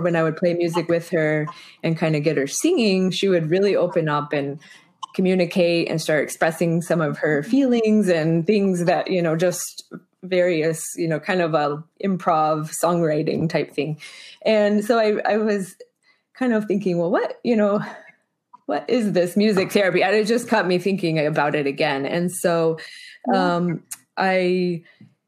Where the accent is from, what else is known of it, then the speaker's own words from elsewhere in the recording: Springfield, Missouri, United States; I grew up in Springfield, Missouri